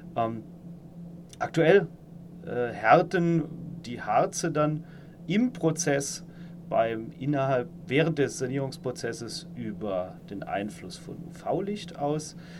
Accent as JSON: {"language": "German", "region": "Saarland", "country": "Germany", "also_born_or_lived": "Karlsruhe", "moved": "as an adult", "lives_now": "Palatinate, Germany", "said": "ich stamme aus dem Saarland, ähm, bin dann äh, 2008 äh, für mein Studium nach Karlsruhe gezogen"}